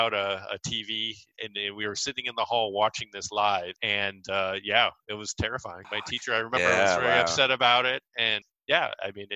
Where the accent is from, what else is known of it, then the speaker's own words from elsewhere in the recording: Wisconsin, United States; I'm from Wisconsin